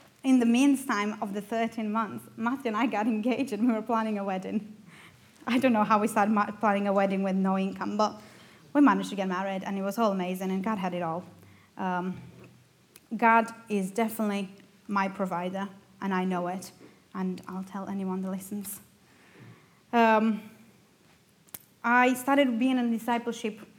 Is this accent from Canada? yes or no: no; Romania; first language Romanian; English is a second language; moved away as an adult; now in United Kingdom; I'm from Romania